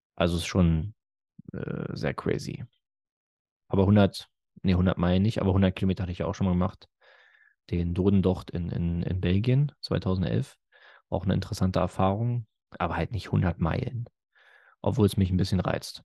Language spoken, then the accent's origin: German; Germany